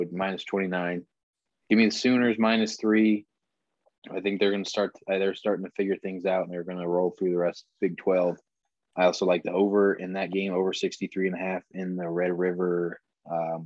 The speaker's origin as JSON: {"language": "English", "region": "Ohio", "country": "United States", "said": "I'm from Ohio"}